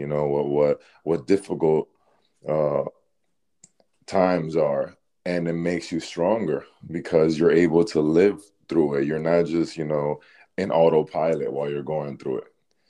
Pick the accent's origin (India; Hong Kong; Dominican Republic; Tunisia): Dominican Republic; being from a Caribbean country, you know, I'm from the Dominican Republic